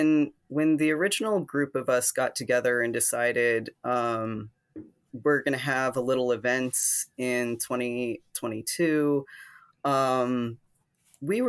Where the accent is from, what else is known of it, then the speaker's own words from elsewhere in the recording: Ohio, United States; moved away; I grew up in Ohio, in a conservative town, but actually not as conservative as the one that I ended up